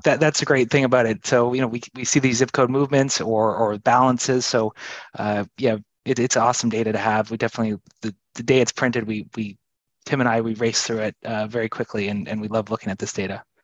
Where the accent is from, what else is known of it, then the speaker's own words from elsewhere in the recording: Canada; moved away; I'm from Canada.